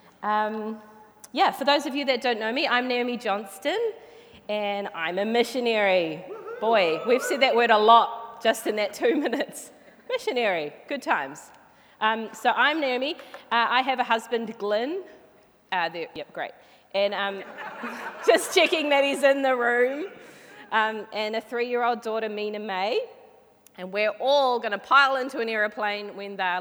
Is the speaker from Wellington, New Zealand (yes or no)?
no; Flaxmere, Hawke's Bay, New Zealand; now in Hamilton, New Zealand; I grew up in Flaxmere, which is a little small suburb in Hawke's Bay, which is on the east coast of New Zealand